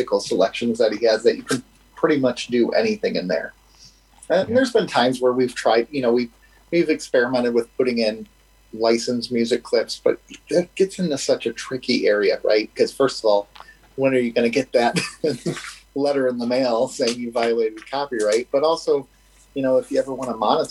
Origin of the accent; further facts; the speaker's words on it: United States; we're American